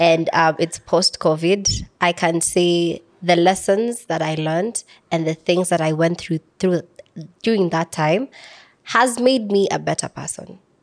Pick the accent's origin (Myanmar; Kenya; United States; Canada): Kenya; Samburu County; I'm from Samburu County